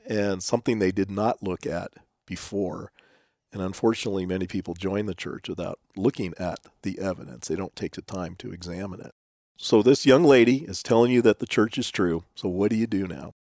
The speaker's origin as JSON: {"language": "English", "town": "San Diego", "region": "California", "country": "United States", "also_born_or_lived": "El Cajon, California", "said": "we are both from San Diego"}